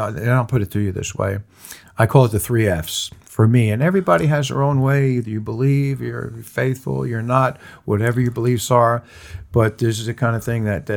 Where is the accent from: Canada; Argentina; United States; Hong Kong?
United States; New York; moved away; New York, because I was born in New York